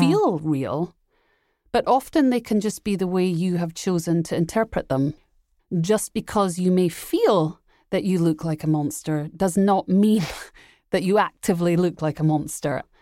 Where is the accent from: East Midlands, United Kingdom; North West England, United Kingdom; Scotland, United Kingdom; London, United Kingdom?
Scotland, United Kingdom; Edinburgh; I grew up in Edinburgh, Scotland